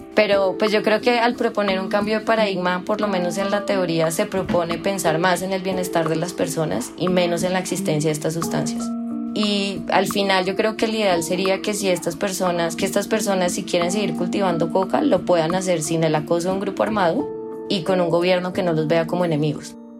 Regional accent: Colombia; Yo como ciudadana colombiana

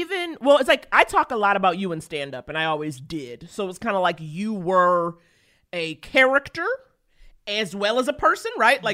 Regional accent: New York City, New York, United States; I grew up in Harlem, my mom's family's from Detroit, my dad's family from Nigeria

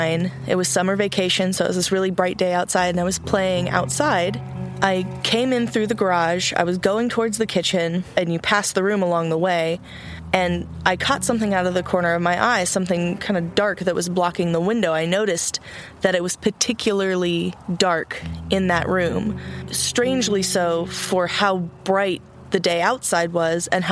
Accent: Austin, Texas, United States; also born or lived in California; So we came to Austin when I was about 6 years old

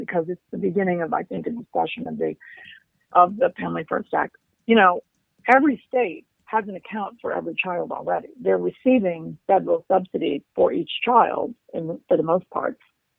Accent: Maryland, United States; So to your point about the Maryland bill, I was so excited about that because, as you know, I grew up in Maryland and I remain close to a number of Maryland state legislators

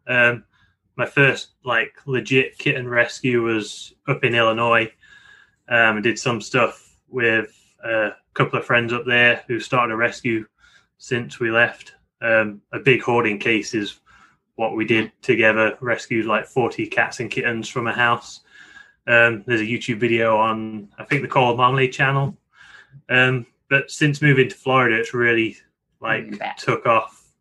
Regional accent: Nottingham, East Midlands, United Kingdom; moved away as an adult; now in Tampa, United States; it's pretty close to where I grew up. I'm from Nottingham, and that's based in Yorkshire

